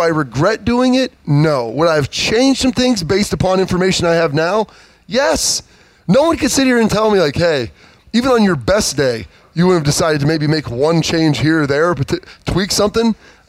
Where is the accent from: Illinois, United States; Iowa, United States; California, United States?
Iowa, United States; We're from Iowa, big Hawkeye fans.